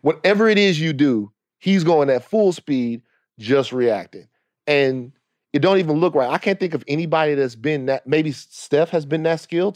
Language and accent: English; Baton Rouge, Louisiana, United States; also born or lived in Los Angeles; I'm from Louisiana, Baton Rouge